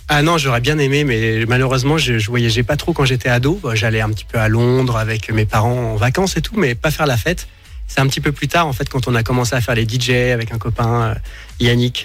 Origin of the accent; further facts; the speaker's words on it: Dijon, Bourgogne-Franche-Comté, France; J'ai grandi à Dijon